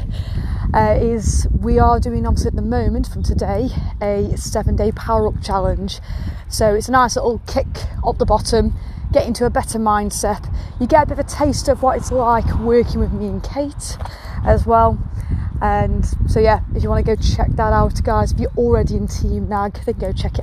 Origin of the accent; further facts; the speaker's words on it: England, United Kingdom; I'm English